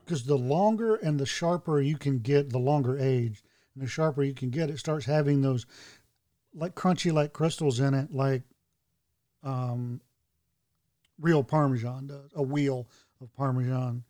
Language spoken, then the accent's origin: English; North Carolina, United States; growing up in North Carolina